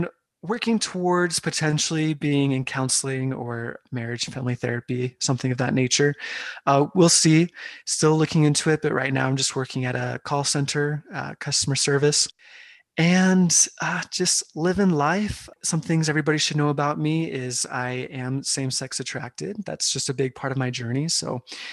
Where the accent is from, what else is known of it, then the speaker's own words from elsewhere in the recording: Carlsbad, California, United States; moved away as an adult; I grew up in Carlsbad, California, which is just north of San Diego, all my life until I went to Brigham Young University